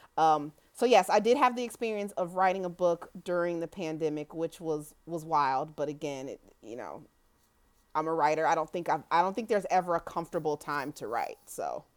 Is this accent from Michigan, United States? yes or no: no; Kansas City, Missouri, United States; I grew up in Kansas City, Missouri